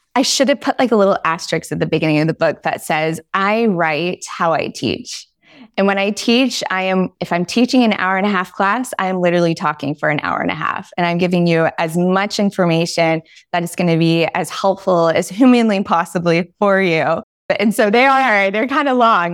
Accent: Dallas, Texas, United States; moved away as an adult; also born or lived in Paris, France; now in Versailles, France; I'm a Southern girl at heart. I'm from Dallas, Texas

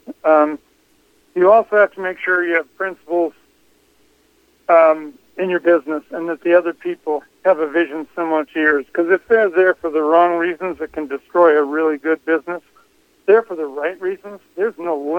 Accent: Iowa, United States; I'm from Iowa

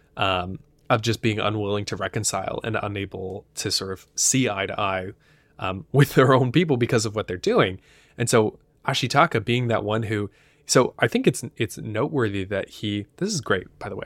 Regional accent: United States; as an American viewer

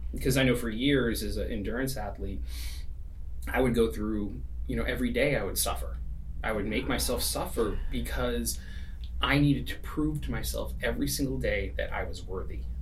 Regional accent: East Coast, United States; now in California, United States; I grew up, you know, we're in California now, but I grew up in the East Coast

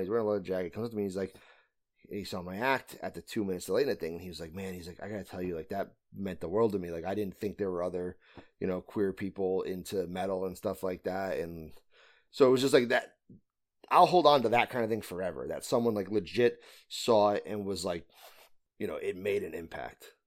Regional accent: Connecticut, United States; I'm from Connecticut, so I'm from the northeast of the United States.

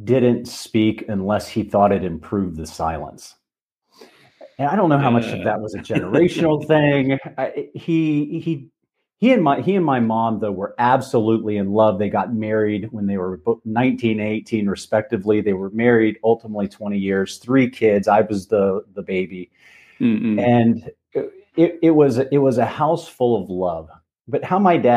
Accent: north of Dayton, Ohio, United States; moved away; I grew up in Ohio, okay. About 20 minutes north of Dayton

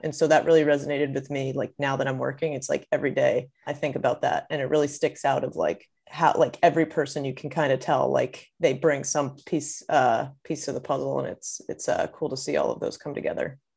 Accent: Maryland, United States; I'm from Maryland. That's where I grew up

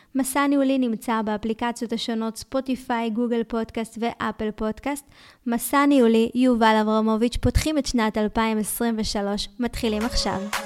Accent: Ashkelon, Southern District, Israel; moved away; נסעתי לאזכרה של אבא שלי באשקלון, ועלה לי איזשהו חשק כזה להצטלם בשכונה שבה גדלתי

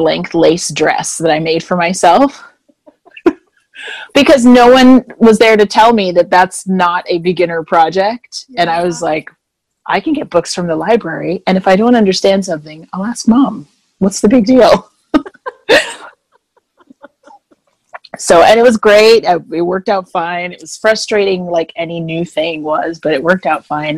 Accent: Jamaica; also born or lived in Winnipeg, Manitoba, Canada; now in Florida, United States; I am originally from Jamaica, and I'm a passport-carrying Canadian.

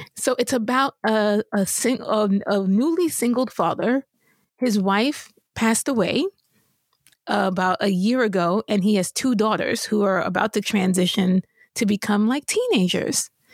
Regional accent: New York, United States; I grew up in New York

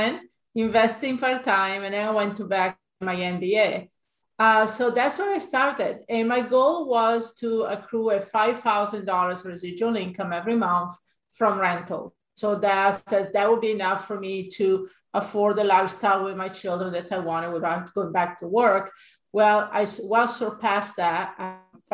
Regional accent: Italy; moved away as an adult; also born or lived in Hawaii; now in United States; I'm sure you will notice my accent. I actually grew up in Italy, and I came to the United States in 1985

